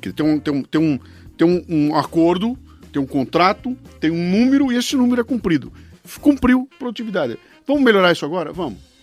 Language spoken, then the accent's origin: Portuguese; Brazil; eu como brasileiro